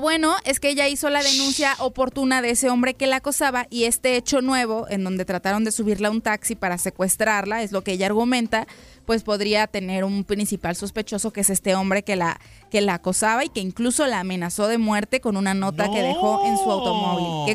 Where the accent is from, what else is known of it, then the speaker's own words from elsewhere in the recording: Guadalajara, Jalisco, Mexico; moved away; mi tierra natal, a Guadalajara